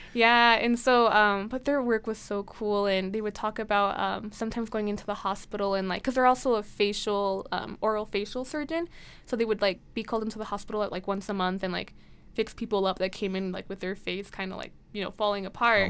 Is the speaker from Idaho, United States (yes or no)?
yes; Blackfoot, Idaho, United States; I'm from the Blackfoot area